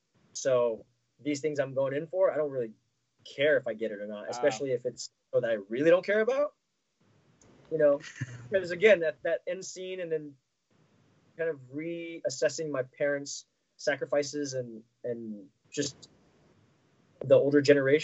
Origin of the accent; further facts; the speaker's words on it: United States; growing up in America here, I think I helped me, my sister, and my younger brother.